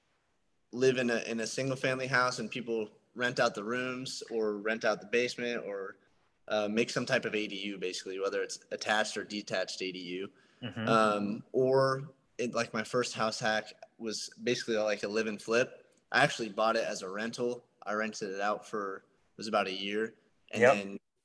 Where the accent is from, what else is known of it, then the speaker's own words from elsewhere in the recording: Sierra Vista, Arizona, United States; my hometown of Sierra Vista.